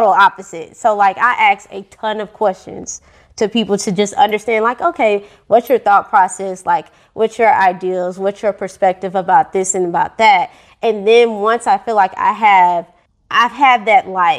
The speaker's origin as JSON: {"language": "English", "town": "St. Louis", "region": "Missouri", "country": "United States", "tie": "born or raised there", "said": "I grew up in St. Louis, Missouri, born and raised."}